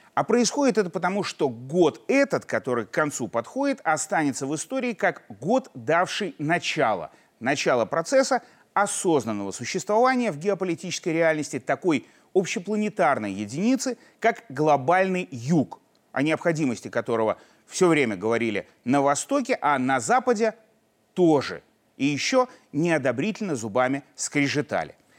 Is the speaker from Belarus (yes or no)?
yes; Belarus; мы, белорусы